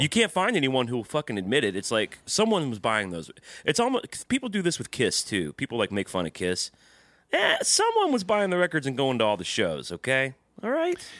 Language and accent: English; the South, United States; growing up in the South